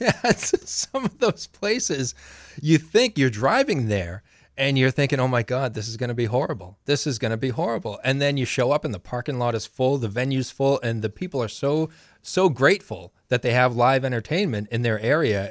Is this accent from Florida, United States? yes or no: no; Maine, United States; my hometown and, uh, growing up in Maine